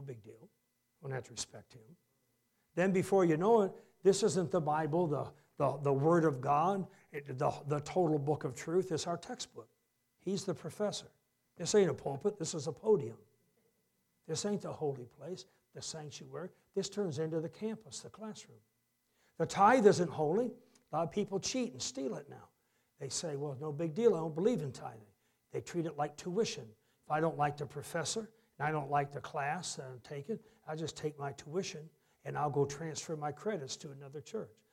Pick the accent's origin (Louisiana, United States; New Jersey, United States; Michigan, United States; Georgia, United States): Michigan, United States; Harrison; I'm the kid from Harrison, Michigan.